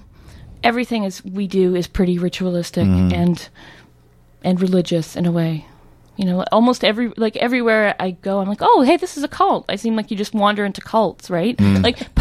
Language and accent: English; South East England, United Kingdom; I grew up in Surrey, I feel like I have all these associations